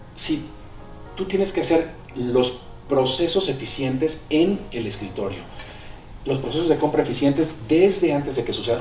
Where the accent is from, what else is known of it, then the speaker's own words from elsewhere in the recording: Villahermosa, Tabasco, Mexico; now in Mexico City, Mexico; Yo nací aquí en el DF y nos fuimos a vivir cuando yo tenía siete años allá. crecí en Villahermosa, allá, están mis raíces